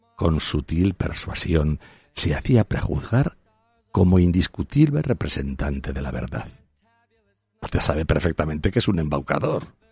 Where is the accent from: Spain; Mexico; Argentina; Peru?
Spain; Aragon; solo soy un zapatero aragonés